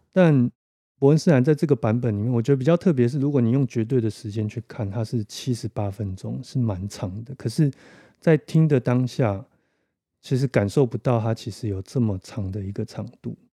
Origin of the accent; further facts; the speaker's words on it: Taiwan; 我们台湾人